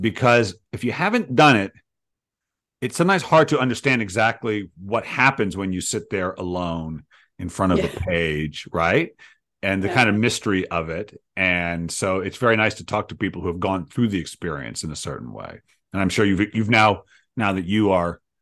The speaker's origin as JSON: {"language": "English", "country": "United States", "said": "I'm American"}